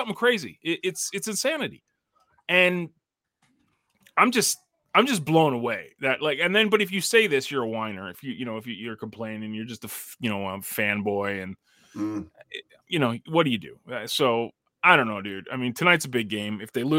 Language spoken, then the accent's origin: English; Toronto, Ontario, Canada; I can use that card because I'm from